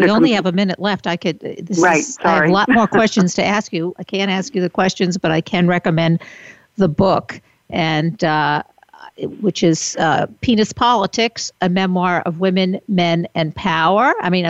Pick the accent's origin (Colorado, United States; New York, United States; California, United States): New York, United States; I'm from New York.